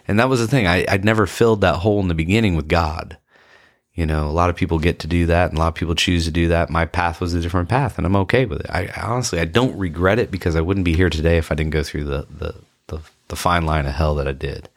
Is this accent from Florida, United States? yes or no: yes; Ponte Vedra Beach, Florida, United States; I grew up in Ponte Vedra Beach, Florida